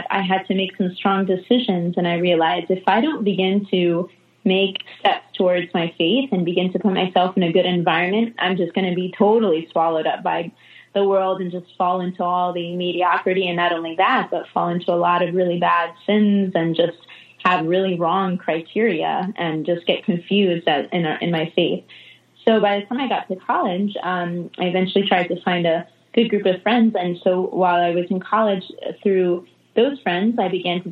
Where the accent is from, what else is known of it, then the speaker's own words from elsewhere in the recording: Connecticut, United States; now in Jacksonville, United States; I grew up in a Catholic family. I'm originally from Connecticut, up north